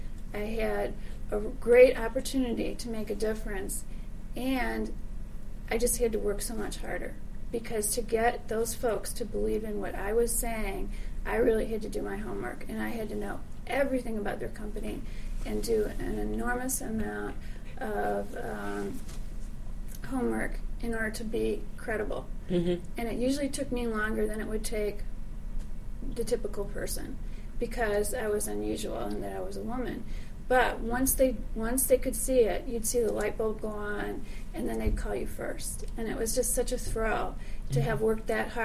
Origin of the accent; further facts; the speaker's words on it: Chicago, Illinois, United States; also born or lived in Texas; I grew up in Chicago